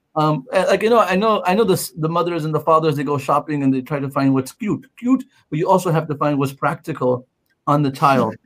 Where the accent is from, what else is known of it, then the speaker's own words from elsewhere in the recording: Pakistan; moved away; I'm brown and I'm from Pakistan